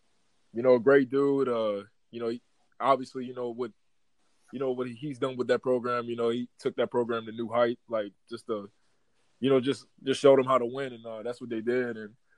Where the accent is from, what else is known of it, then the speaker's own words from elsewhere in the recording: Destrehan, Louisiana, United States; moved away as an adult; also born or lived in Utah; So I'm originally from New Orleans, Louisiana, from actually it's Destrehan, 20 minutes outside of New Orleans, the New Orleans area. Graduated from Destrehan High School.